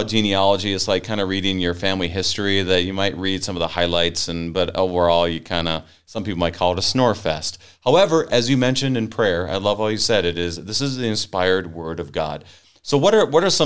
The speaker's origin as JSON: {"language": "English", "region": "Minnesota", "country": "United States", "tie": "born or raised there", "said": "I was born up in Minnesota"}